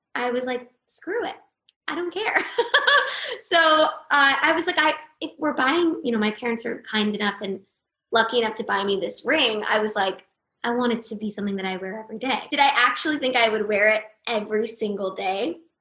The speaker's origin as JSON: {"language": "English", "town": "Los Angeles", "region": "California", "country": "United States", "tie": "born or raised there", "said": "I grew up here"}